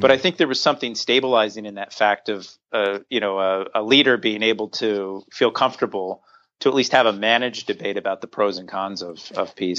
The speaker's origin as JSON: {"language": "English", "town": "Hershey", "region": "Pennsylvania", "country": "United States", "tie": "born or raised there", "moved": "yes", "said": "I grew up in Hershey, Pennsylvania, in Central Pennsylvania"}